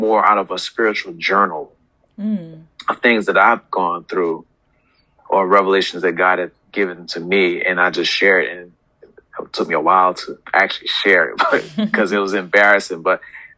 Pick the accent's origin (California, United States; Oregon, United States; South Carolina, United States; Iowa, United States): South Carolina, United States; also born or lived in New York; now in Hampton Roads, United States; I'm originally from New York, was raised in South Carolina, but I consider Hampton Roads home because I've been here for over 20 years.